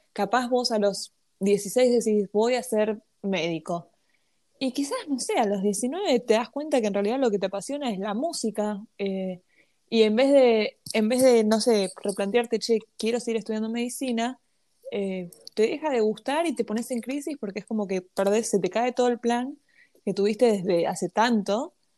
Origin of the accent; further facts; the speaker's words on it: Argentina; nací en Argentina y nací en el 2001